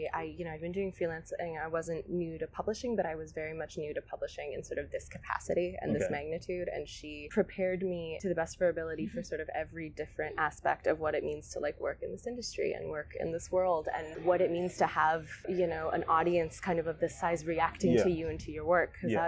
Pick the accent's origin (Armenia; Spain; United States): Spain; I kind of credit to growing up in Spain and to growing up kind of around, you know, you're sort of immersed in a different kind of visual landscape when you're there